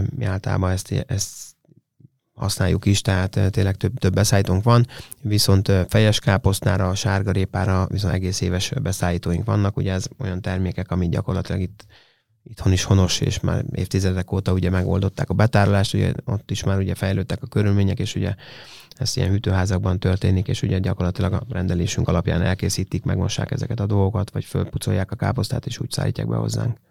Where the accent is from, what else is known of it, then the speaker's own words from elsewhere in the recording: Hungary; mi magyarok vagyunk, és szeretünk itthon élni